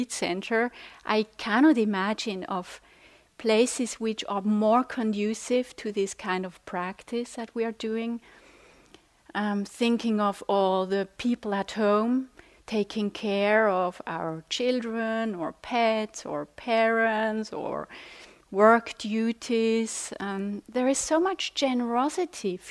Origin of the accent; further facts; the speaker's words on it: Switzerland; English is a second language; I'm from Switzerland